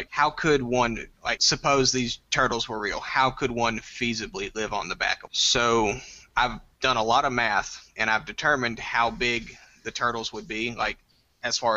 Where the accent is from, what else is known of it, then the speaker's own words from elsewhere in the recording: Nacogdoches, Texas, United States; I'm from Nacogdoches, Texas